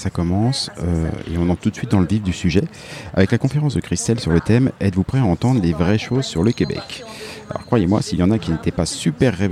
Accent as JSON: {"language": "French", "town": "Villeurbanne", "region": "Auvergne-Rhône-Alpes", "country": "France", "said": "Bonjour, je viens de Lyon, Villeurbanne exactement."}